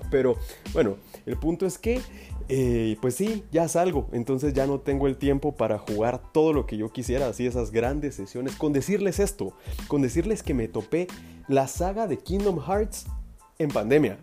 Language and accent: Spanish; Guatemala; acá en mi país, que pues yo soy de Guatemala